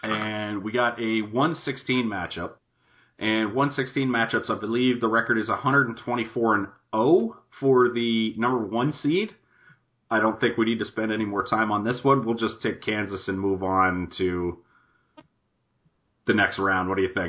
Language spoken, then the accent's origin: English; Canada; we're Canadian up